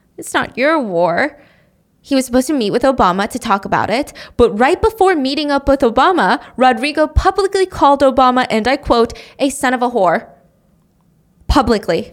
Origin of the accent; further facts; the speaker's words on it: United States; being an American